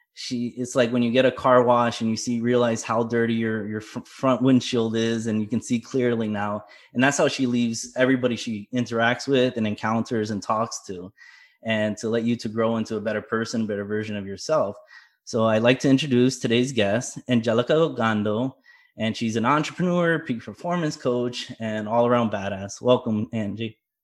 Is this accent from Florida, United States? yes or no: yes; South Florida, United States; I was born in Florida